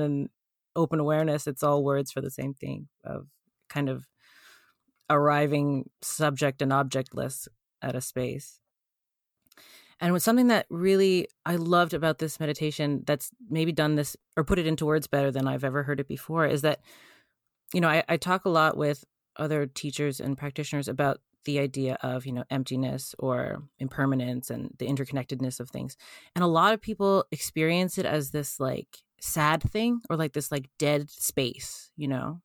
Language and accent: English; Canada; I'm Canadian